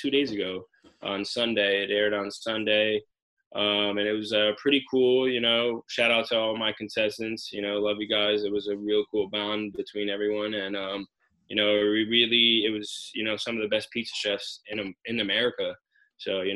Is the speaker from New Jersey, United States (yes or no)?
yes; Union, New Jersey, United States; From Union, New Jersey, have a pizzeria in Roselle Park and Asbury Park, New Jersey